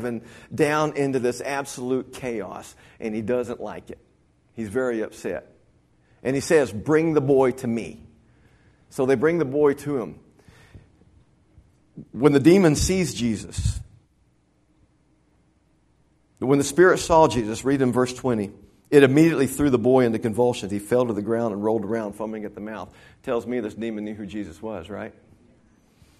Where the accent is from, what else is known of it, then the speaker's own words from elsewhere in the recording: Dimmitt, Texas, United States; I grew up in Dimmitt, Texas, up in the panhandle